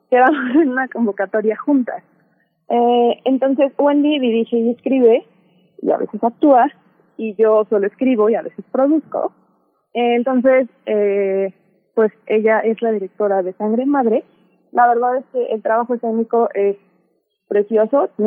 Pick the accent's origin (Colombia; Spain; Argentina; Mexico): Mexico; Veracruz; Es una leyenda eh, que aquí en Veracruz, yo soy originaria de Veracruz, eh, es muy conocida y que yo escuché desde que era muy niña